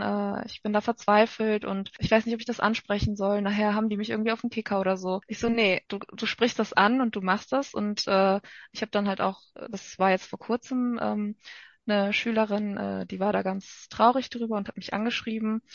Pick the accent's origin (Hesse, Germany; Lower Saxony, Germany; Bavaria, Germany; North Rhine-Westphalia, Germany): North Rhine-Westphalia, Germany; komme ich aus Nordrhein-Westfalen